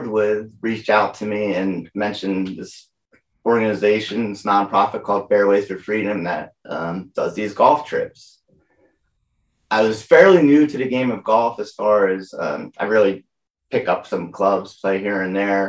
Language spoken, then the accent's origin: English; Lehigh Valley, Pennsylvania, United States; I grew up in Lehigh Valley, Pennsylvania